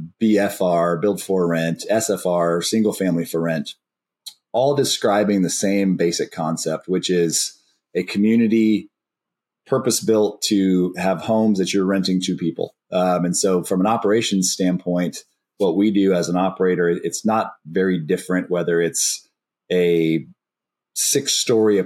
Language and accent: English; Austin, Texas, United States; I've born and raised in Austin